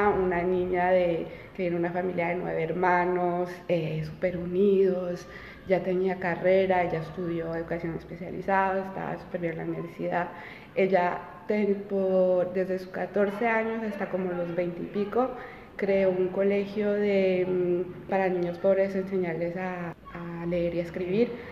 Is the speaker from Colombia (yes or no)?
yes; Colombia; español es mi idioma materno. Y eso fue una época, aunque mis papás no querían regresar a Colombia en ese momento, era como en los años 92, pues imagínate la situación política mm. ahí, Pablo Escobar, full, las bombas en Bogotá